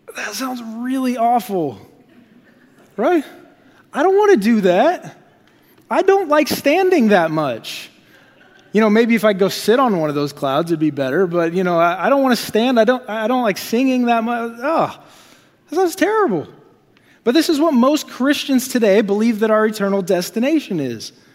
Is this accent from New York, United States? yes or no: no; Iowa, United States; moved away as an adult; also born or lived in Dallas, Texas; now in Topeka, United States; I come from Iowa